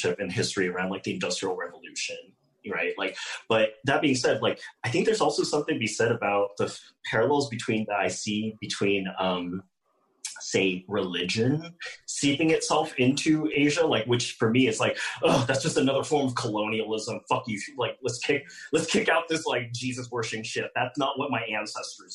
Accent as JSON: {"language": "English", "country": "United States", "tie": "born or raised there", "said": "I'm American, born and raised and everything"}